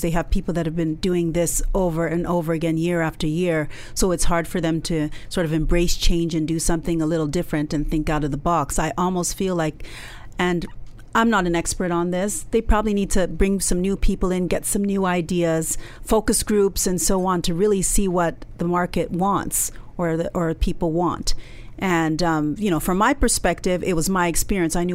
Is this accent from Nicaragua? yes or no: no; Canada; although I was born in Canada, my background is Nigerian